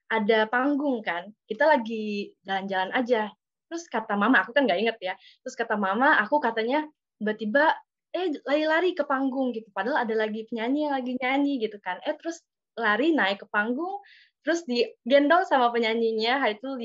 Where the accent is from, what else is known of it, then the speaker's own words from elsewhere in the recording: Jakarta, Indonesia; Aku di Jakarta, lahir di Jakarta dan tinggal di Jakarta.